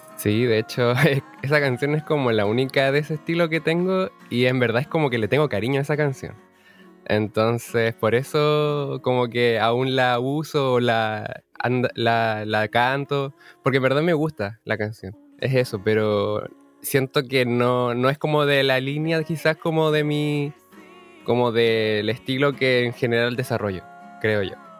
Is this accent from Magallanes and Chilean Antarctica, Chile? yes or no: yes; Punta Arenas, Magallanes and Chilean Antarctica, Chile; moved away as an adult; also born or lived in Valparaíso; Soy de Punta Arenas, nacido acá